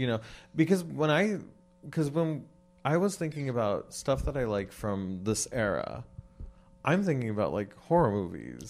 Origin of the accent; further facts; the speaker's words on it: West Coast, United States; I'm from the West Coast